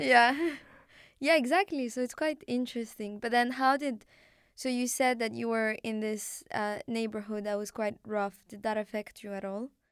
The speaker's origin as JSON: {"language": "English", "country": "Morocco", "tie": "born or raised there", "also_born_or_lived": "Canada", "first_language": "Arabic", "second_language": "English", "moved": "yes", "said": "I was born in Morocco"}